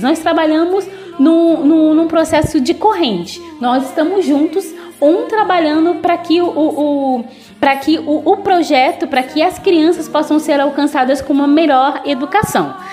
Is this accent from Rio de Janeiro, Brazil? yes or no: yes; Volta Redonda, Rio de Janeiro, Brazil; moved away as an adult; now in Togo; eu sou natural do Rio de Janeiro, não da capital, mas do sul do estado. Eu sou de uma cidade no sul do estado chamada Volta Redonda e eu sou natural dessa cidade